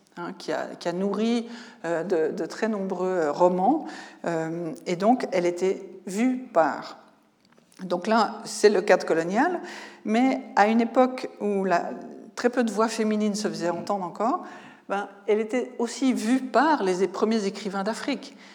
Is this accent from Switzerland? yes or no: yes; Switzerland; en tant que Suisse